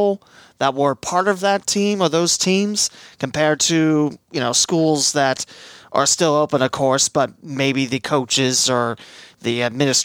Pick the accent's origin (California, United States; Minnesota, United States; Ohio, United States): Ohio, United States; West Alexandria; my hometown of West Alexandria has a team there